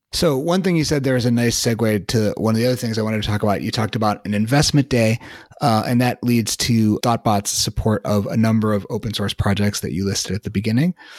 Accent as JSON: {"language": "English", "town": "Chicago", "region": "Illinois", "country": "United States", "tie": "born or raised there", "also_born_or_lived": "Boston", "moved": "as an adult", "said": "I grew up in Chicago, but I lived in Boston for a while and had just moved back to Chicago at that point"}